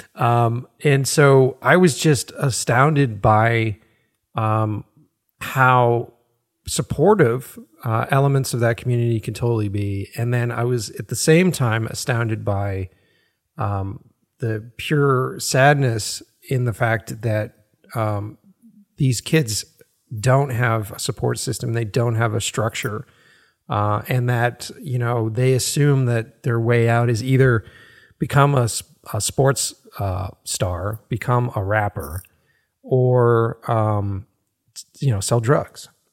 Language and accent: English; Boston, Massachusetts, United States; growing up in Boston